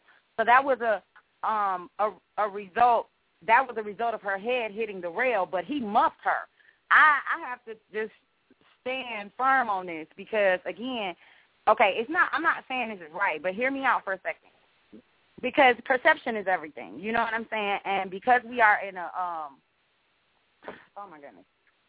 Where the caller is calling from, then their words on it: Jacksonville, Florida, United States; Jacksonville. Hi, this is